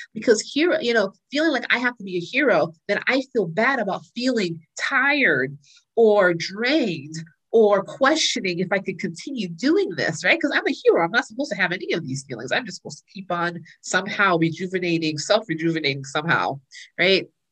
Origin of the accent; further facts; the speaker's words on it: Florida, United States; moved away as an adult; also born or lived in North Carolina / New York; I was raised in Florida